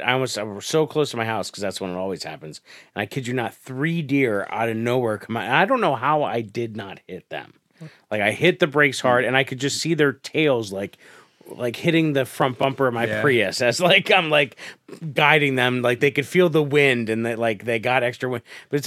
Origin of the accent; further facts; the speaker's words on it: Scranton, Pennsylvania, United States; But like, I'm from Scranton.